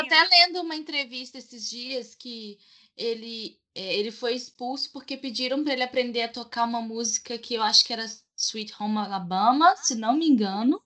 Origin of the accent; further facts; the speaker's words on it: Minas Gerais, Brazil; Tenho 25 anos e sou de Minas